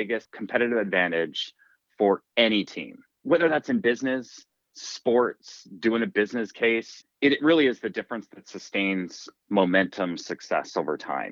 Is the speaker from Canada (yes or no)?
yes; Canada; also born or lived in Toronto, Canada; as a kid and growing up in Canada, I played a lot of hockey